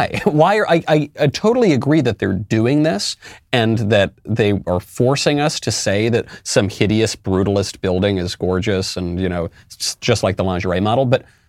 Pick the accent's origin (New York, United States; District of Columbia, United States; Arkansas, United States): New York, United States; for all of my life, especially growing up in New York, I look up at billboards and images